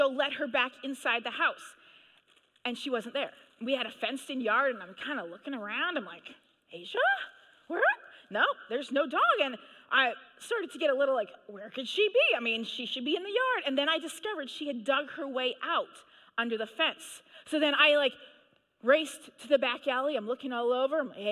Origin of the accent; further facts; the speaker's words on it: Manitoba, Canada; I grew up in Manitoba, Canada